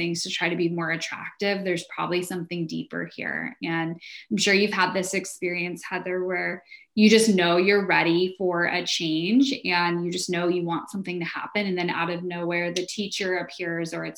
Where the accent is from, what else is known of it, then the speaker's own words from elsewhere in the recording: San Diego, California, United States; now in Orange County, United States; I grew up in San Diego.